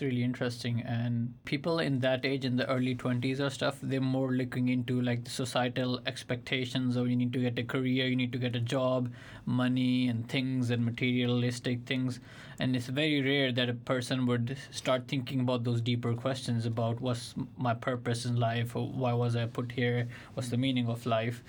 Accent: Pakistan; moved away; when I was growing up in Pakistan, it's a m, Islamic country

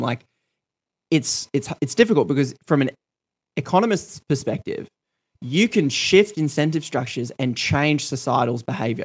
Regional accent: Australia; I grew up in Australia

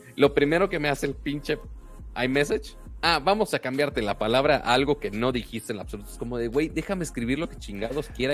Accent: Monterrey, Nuevo León, Mexico; soy de Monterrey, la ciudad más, más fea de Texas

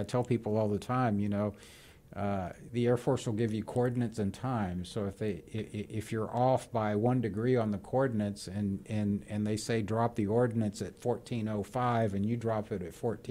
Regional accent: Havana, Cuba; born there; Correct. I was born in Havana.

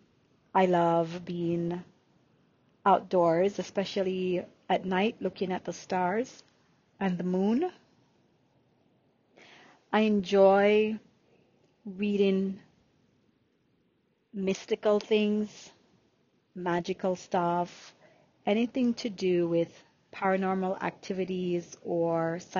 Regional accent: Jamaica; accent: Jamaican; first language Jamaican Patois; English is a second language; moved away as an adult; So I was born in Jamaica, Yemen. So yes, even though you don't hear my Jamaican accent, I can definitely use my Jamaican accent while I'm doing this recording.

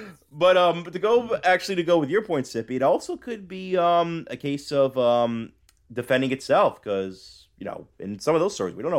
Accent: Staten Island, New York, United States; growing up in Staten Island, New York, my community isn't exactly a big one either.

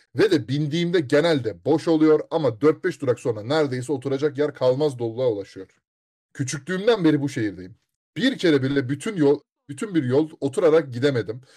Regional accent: Istanbul, Turkey; moved away; İstanbul'da doğdum

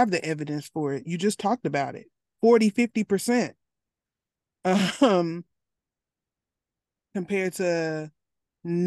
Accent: Arkansas, United States; I'm from Arkansas

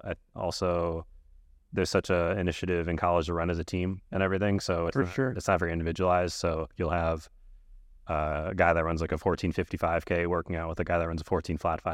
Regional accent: Cleveland, Ohio, United States; moved away as an adult; now in Boulder, United States; I'm from Cleveland, Ohio

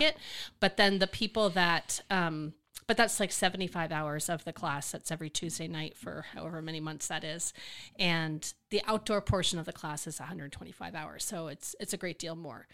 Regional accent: New Jersey, United States; now in Austin, United States; I was born in New Jersey

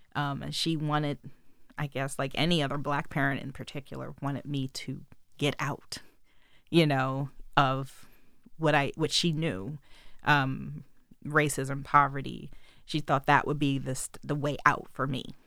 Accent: Wilmington, Delaware, United States; I was born in Wilmington General Hospital

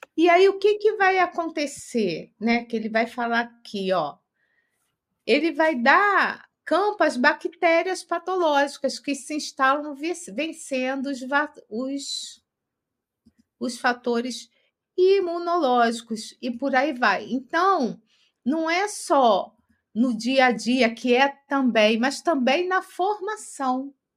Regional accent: Rio de Janeiro, Brazil; now in São Paulo, Brazil; Eu, como sou do Rio de Janeiro

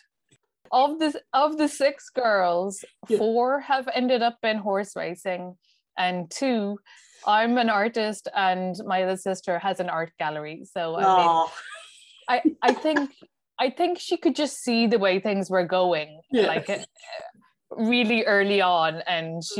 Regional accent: Kilkenny, Leinster, Ireland; now in Dublin, Ireland; I live in Dublin now, but I grew up down in Kilkenny

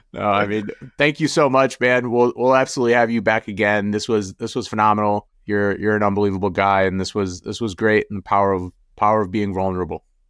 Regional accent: United States; also born or lived in Jordan; Growing up in America

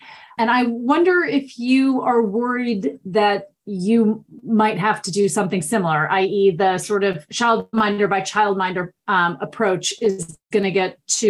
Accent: United States; moved away as an adult; now in United Kingdom; as an American, when I moved here and I had 2 and 3 year olds

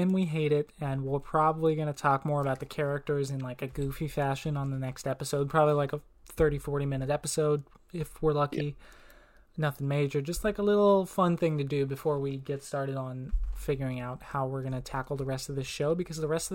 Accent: Tahlequah, Oklahoma, United States; born or raised there; moved away as an adult

